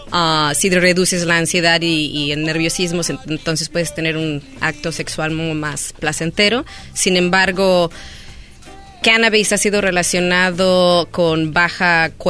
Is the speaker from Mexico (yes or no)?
yes; Guadalajara, Jalisco, Mexico; moved away as an adult; now in Los Angeles, United States; Nacida, criada en Guadalajara y vine aquí aproximadamente hace 10 años.